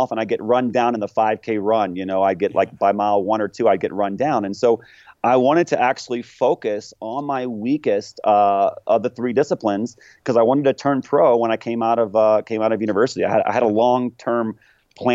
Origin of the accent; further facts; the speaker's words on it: just north of Orlando, Central Florida, United States; I grew up in Central Florida, just north of Orlando